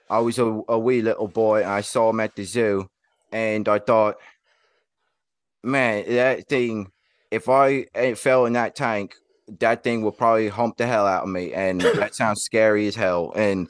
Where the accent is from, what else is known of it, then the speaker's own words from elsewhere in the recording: Portland, Oregon, United States; So, I'm actually from Portland, Oregon.